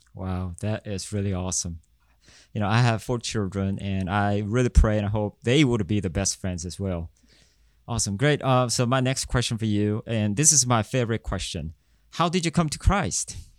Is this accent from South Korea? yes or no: yes; South Korea; I'm from South Korea